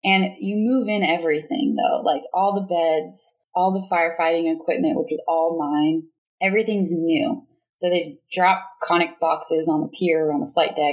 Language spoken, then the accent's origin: English; Bakersfield, California, United States; moved away as an adult; I'm from Bakersfield.